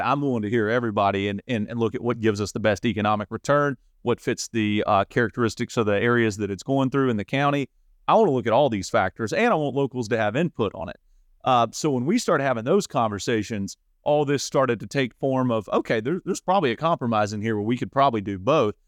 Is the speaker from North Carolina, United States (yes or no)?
yes; Saluda, North Carolina, United States; I was born and raised in Saluda.